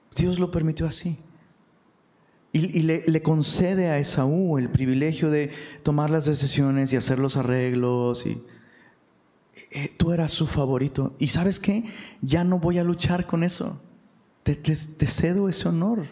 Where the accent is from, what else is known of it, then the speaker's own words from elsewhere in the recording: Taxco, Guerrero, Mexico; also born or lived in Mexico City; now in Monterrey, Mexico; allá en Tasco, de donde soy originario